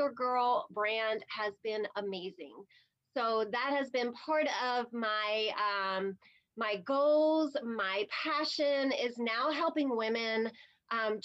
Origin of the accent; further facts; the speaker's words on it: New Jersey, United States; now in North Carolina, United States; I'm a Jersey girl at heart, through and through